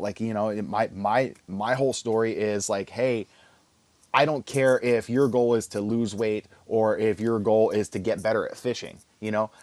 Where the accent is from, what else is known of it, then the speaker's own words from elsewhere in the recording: Philadelphia, Pennsylvania, United States; also born or lived in New Jersey / Texas; growing up in Philly